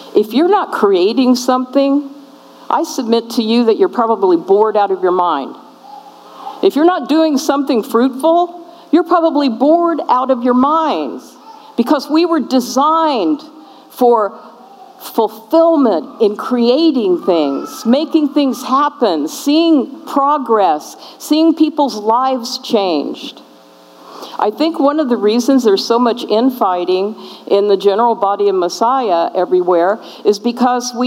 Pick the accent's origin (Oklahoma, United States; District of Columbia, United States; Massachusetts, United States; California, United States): California, United States; I'm from California